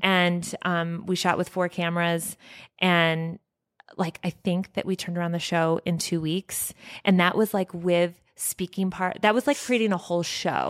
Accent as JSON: {"language": "English", "town": "Evergreen", "region": "Colorado", "country": "United States", "tie": "born or raised there", "said": "I grew up only, like, two hou-, um, No, more like an hour from here in Evergreen"}